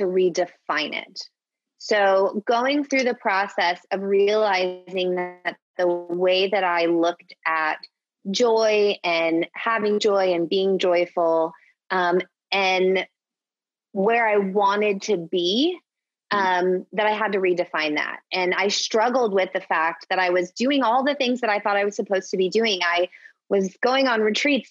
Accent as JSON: {"language": "English", "town": "Orlando", "region": "Florida", "country": "United States", "moved": "as an adult", "lives_now": "Phoenix, United States", "said": "So we moved to Phoenix 7 years ago. And prior to that, I'm from Orlando, Florida"}